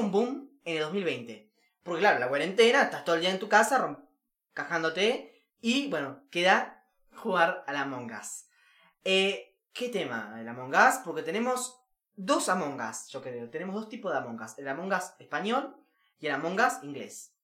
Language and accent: Spanish; Uruguay